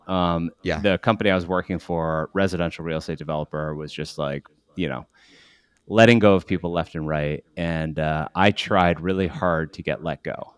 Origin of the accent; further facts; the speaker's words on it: Western Massachusetts, United States; also born or lived in Paraguay; I grew up uh, in Western Massachusetts in a really small farm community of about 2,500 people. I ended up there. Uh, I was born in Paraguay.